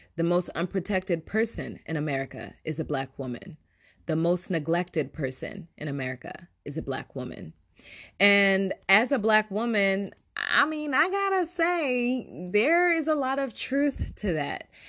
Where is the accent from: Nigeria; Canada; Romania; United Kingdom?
Nigeria; I am Nigerian